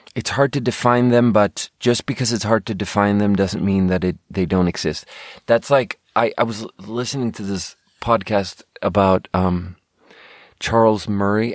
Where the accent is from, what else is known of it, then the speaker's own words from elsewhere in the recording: Sweden; growing up in Sweden